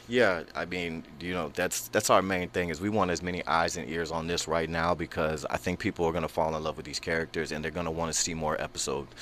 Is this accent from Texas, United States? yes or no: yes; Houston, Texas, United States; now in Los Angeles, United States; I'm from Houston, Texas